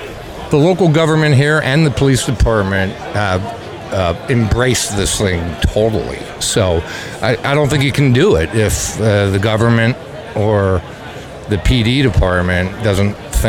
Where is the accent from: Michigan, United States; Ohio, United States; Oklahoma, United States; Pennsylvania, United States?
Pennsylvania, United States; Lebanon; moved away as an adult; now in Kennett Square, United States; Originally from Lebanon, Pennsylvania.